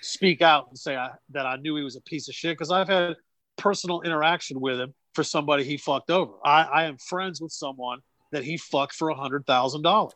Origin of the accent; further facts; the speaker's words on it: New Bern, North Carolina, United States; my hometown of New Bern, it's a small town